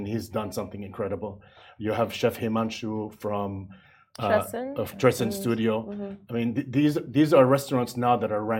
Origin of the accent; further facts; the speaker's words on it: Jeddah, Makkah Province, Saudi Arabia; also born or lived in Far East / United States / Europe; I'm from Saudi Arabia, which is where the … name comes from. I wanted to have something that shows my Arab heritage. So I chose … because I'm from Jeddah, from Saudi Arabia, and I move around a lot.